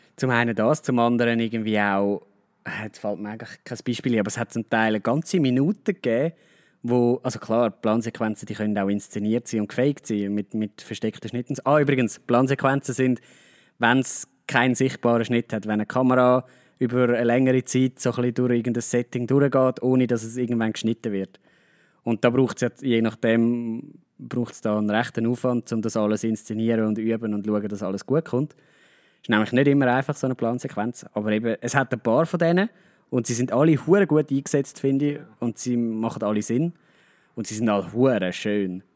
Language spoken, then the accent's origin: German; Switzerland; Also bei uns in der Schweiz